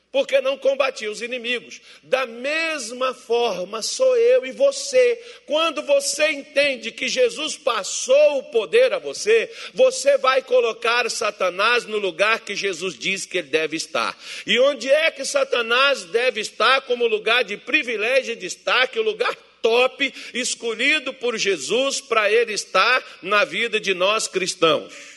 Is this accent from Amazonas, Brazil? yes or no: no; Minas Gerais, Brazil; eu sou mineiro